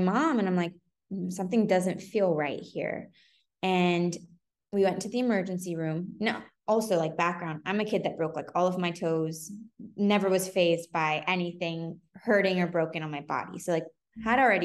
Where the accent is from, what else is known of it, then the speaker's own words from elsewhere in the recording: San Francisco, California, United States; moved away as an adult; also born or lived in New York; I'm from San Francisco, born and bred